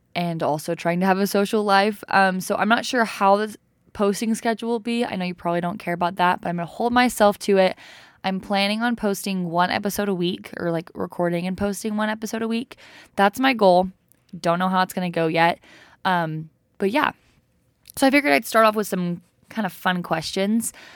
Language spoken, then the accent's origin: English; Provo, Utah, United States; also born or lived in Jonesboro, Arkansas; I'm from Provo, Utah. I can at least say I wasn't born and raised in Provo. I was just raised, I was born